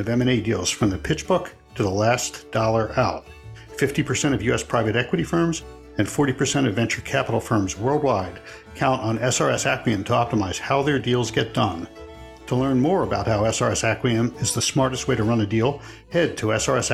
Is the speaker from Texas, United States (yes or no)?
no; Philadelphia, Pennsylvania, United States; I'm from Philadelphia